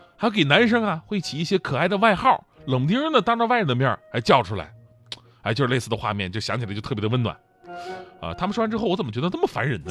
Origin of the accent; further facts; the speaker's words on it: China; 我们中国人的浪漫呢，是内敛的